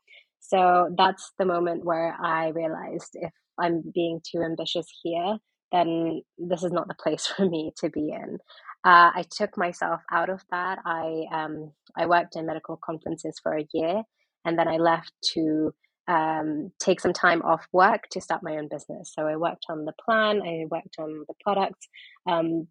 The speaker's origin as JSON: {"language": "English", "region": "London", "country": "United Kingdom", "also_born_or_lived": "Pakistan / New York", "said": "I am originally Pakistani, but I am from London"}